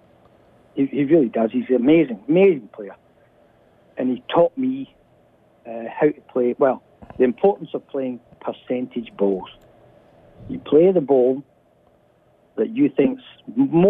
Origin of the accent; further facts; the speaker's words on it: Glasgow, Scotland, United Kingdom; moved away as an adult; now in Australia; I'm originally from Glasgow, which was a largely industrial city in the 60s and 70s